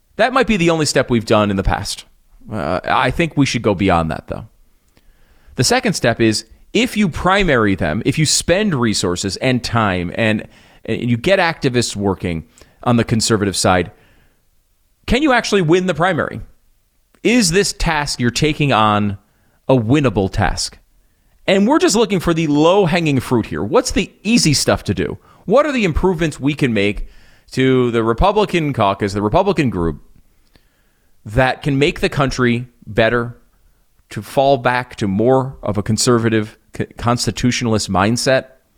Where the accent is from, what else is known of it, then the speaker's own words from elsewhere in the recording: United States; also born or lived in Connecticut / New York; now in Texas, United States; I used to live in the Northeast. I grew up in Connecticut, in New York